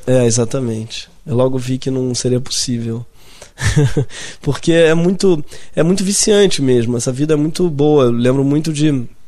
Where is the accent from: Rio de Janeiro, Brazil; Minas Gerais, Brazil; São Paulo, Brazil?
Rio de Janeiro, Brazil; Eu sou da Zona Sul, nascido e criado na Zona Sul